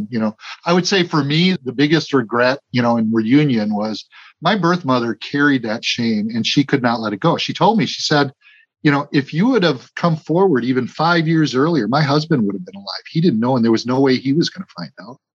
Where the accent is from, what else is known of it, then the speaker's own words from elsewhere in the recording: Milwaukee, Wisconsin, United States; born there; She said, I was born in Burlington, but actually I was born in Milwaukee, but place of birth was next to mother's residence.